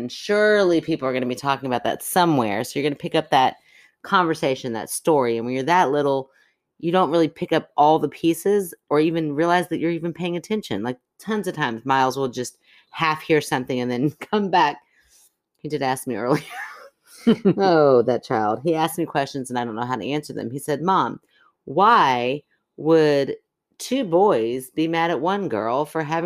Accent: Kentucky, United States; We're from Kentucky, but we're also a wee bit city folk.

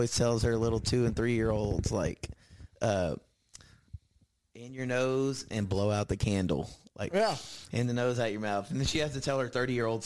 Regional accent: Lorena, Texas, United States; also born or lived in Austin, Texas / Waco, Texas; I grew up in Larena, Texas, a little bit outside of Waco, small town

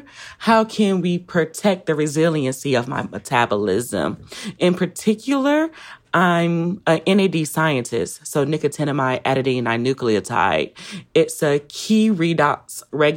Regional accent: Louisville, Mississippi, United States; moved away; I'm originally from Louisville, Mississippi

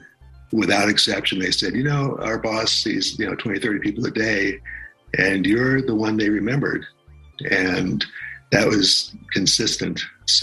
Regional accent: Washington, District of Columbia, United States; I was born in Washington, D.C.

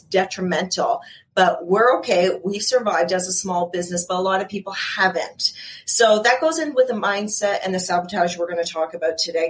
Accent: Canada; also born or lived in Ontario; I'm in Ontario, so I am Canadian.

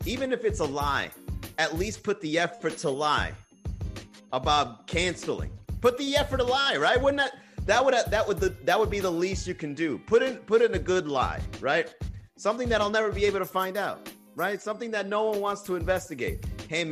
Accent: Miami, Florida, United States; I'm from Miami.

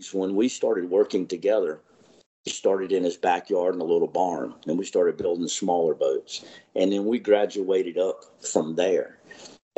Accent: Dare County, North Carolina, United States; I grew up around the Dare County area here

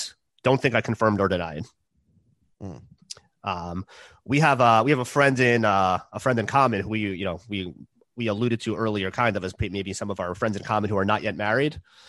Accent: New York, United States; I'm from New York.

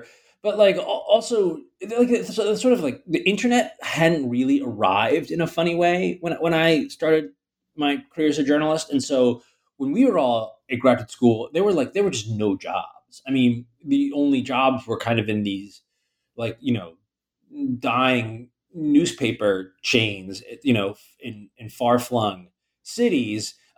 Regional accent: Baltimore, Maryland, United States; also born or lived in Philadelphia / California; now in New York, United States; But I grew up in Baltimore, Maryland, which is, I don't know, maybe 300 or so miles south of here.

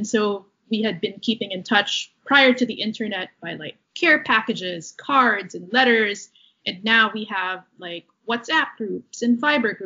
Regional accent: Manila, Metro Manila, Philippines; moved away as an adult; now in Amherst, United States; I was born and raised in Manila

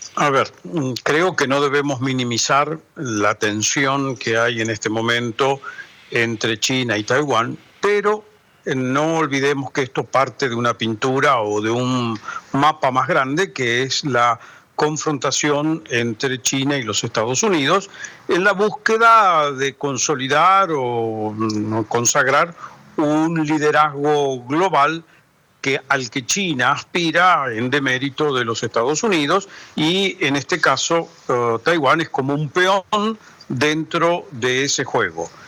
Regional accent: Argentina; como argentino no hablo el chino

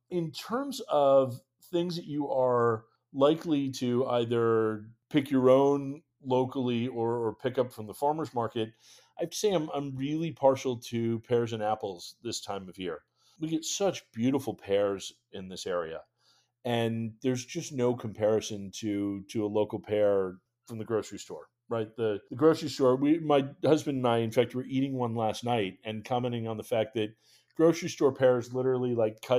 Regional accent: New England, United States; So, I, growing up in New England, I am definitely partial to cranberries

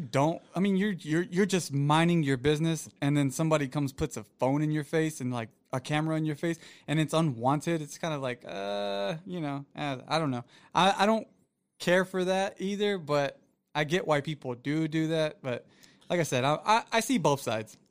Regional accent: Florida, United States; moved away; it's very rare in Florida, where I'm originally from

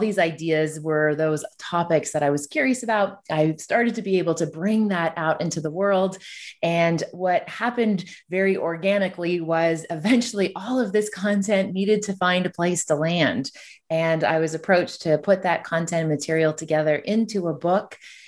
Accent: Ontario, Canada; So I'm from Canada. So I'm from a community that's tucked between Toronto and Ottawa. So I'm originally from Ontario.

